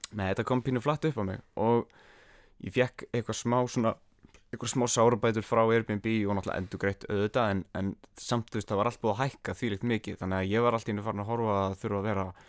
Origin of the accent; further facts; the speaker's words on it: Iceland; ég er bara frá Íslandi